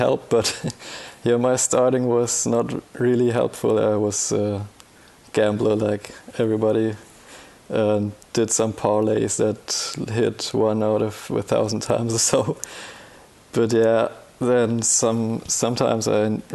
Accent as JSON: {"language": "English", "region": "Bavaria", "country": "Germany", "said": "I'm from Bavaria in Germany"}